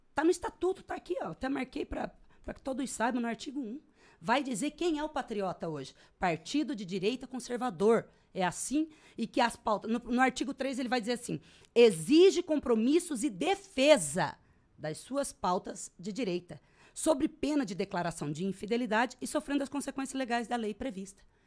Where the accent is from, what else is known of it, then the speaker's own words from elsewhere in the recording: Brazil; now in Sorriso, Brazil; eu sou legítima brasileira